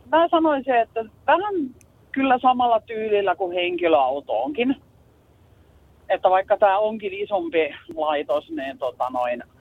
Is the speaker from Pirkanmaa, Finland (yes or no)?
yes; Pirkanmaa, Finland; mä oon itse Pirkanmaalta